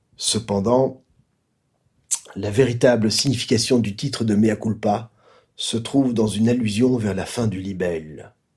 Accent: Belgium; Un type qui a un gros coup, c'est un déconnec chez nous en Belgique

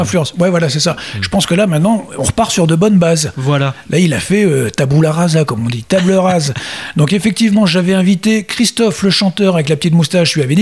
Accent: France; chez nous, en France

